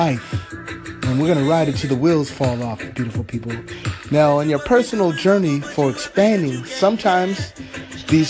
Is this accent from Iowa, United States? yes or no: no; Los Angeles, California, United States; Los Angeles, California, my hometown